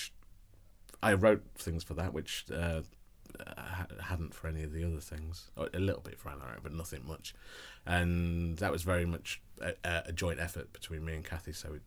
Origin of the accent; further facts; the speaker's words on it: Tamworth, West Midlands, United Kingdom; I'm from Tamworth in the Midlands.